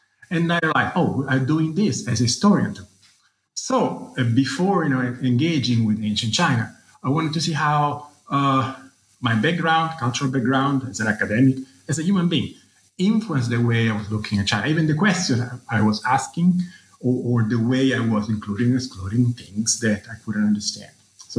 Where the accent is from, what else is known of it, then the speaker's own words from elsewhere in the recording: Rome, Lazio, Italy; I was born in Rome, where I grew up and did my high school and undergraduate. And actually, I wanted to study classics, you know, my own culture and civilization.